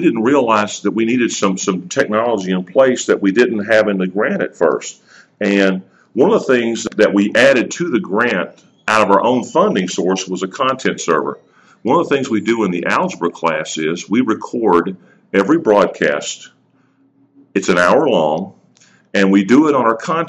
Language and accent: English; Gunfort, Tennessee, United States; I'm from Gunfort